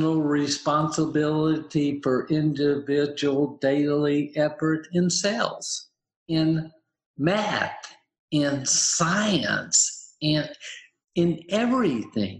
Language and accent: English; the South, United States; I grew up in the South